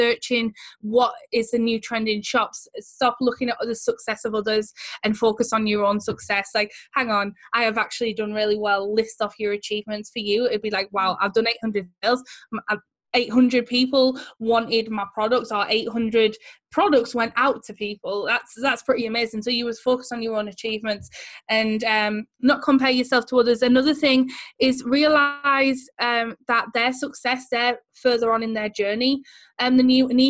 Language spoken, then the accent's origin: English; Teesside, North East England, United Kingdom; accent: Teesside; our accent is like a Teesside accent, and no one who lives here particularly thinks this accent is very nice.